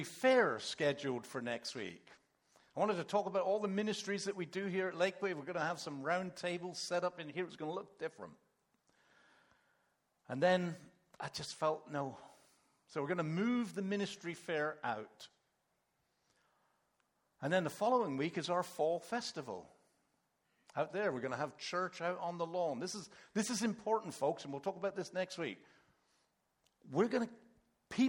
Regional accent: England, United Kingdom; moved away; also born or lived in Canada; when we grew up in England, we weren't Christians

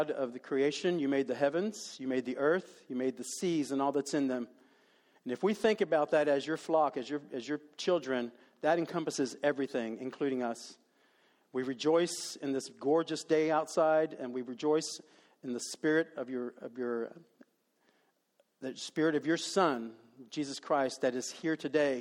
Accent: Dallas, Texas, United States; I was raised in Dallas

